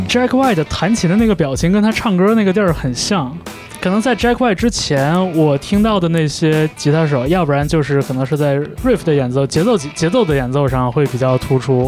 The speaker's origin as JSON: {"language": "Chinese", "town": "Changchun", "region": "Jilin", "country": "China", "tie": "born or raised there", "said": "我小的时候在长春的那个音像店里边"}